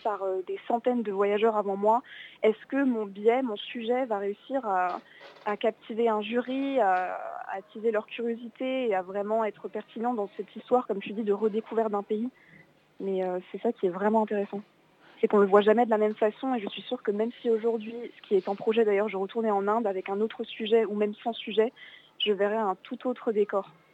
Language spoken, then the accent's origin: French; Alsace, Grand Est, France; moved away; je viens, d'Alsace à la base